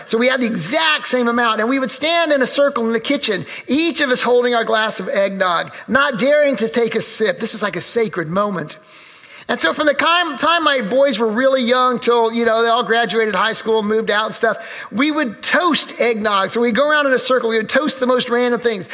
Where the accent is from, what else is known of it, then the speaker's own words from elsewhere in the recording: Urbana, Illinois, United States; the church where I grew up in Urbana, Illinois